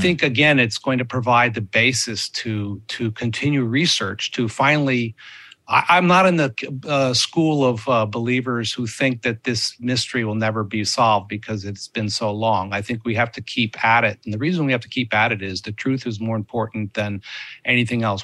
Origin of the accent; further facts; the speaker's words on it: United States; as an American